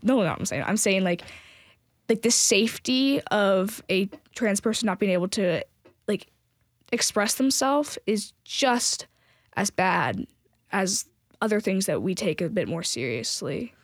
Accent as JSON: {"language": "English", "area": "San Francisco area", "region": "California", "country": "United States", "tie": "born or raised there", "moved": "yes", "lives_now": "Tennessee, United States", "said": "I was raised in California, and so I've been raised kind of in the San Francisco area"}